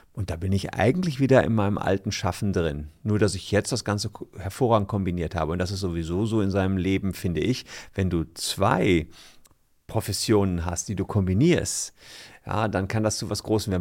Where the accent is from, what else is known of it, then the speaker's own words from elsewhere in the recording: Gevelsberg, North Rhine-Westphalia, Germany; moved away as an adult; now in Cologne, Germany; in meiner Heimatstadt Gefelsberg, das ist dabei Ennepetal, Wuppertal, im Ruhrport im weitesten Sinne, seit ich 15 war